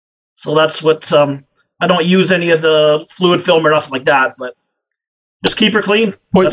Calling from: Alberta, Canada; Alberta, Canada here.

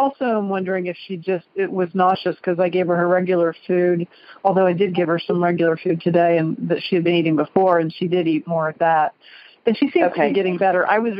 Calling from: Cincinnati, Ohio, United States; I am calling from Cincinnati, Ohio.

